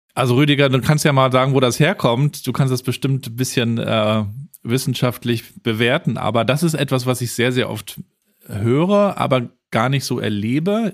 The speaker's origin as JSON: {"language": "German", "town": "Rostock", "region": "Mecklenburg-Vorpommern", "country": "Germany", "tie": "born or raised there", "said": "Ich bin ja in Rostock in der DDR aufgewachsen"}